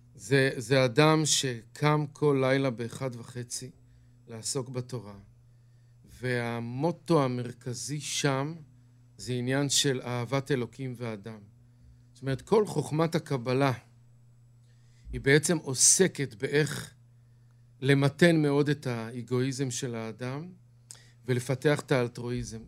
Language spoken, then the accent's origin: Hebrew; Bnei Brak, Tel Aviv District, Israel; now in Kiryat Ye'arim, Israel; גדלתי בבני ברק